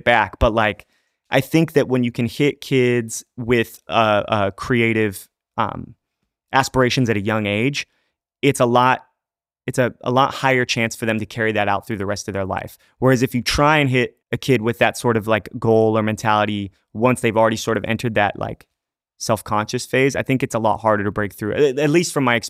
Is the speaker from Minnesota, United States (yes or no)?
no; Fullerton, California, United States; born or raised there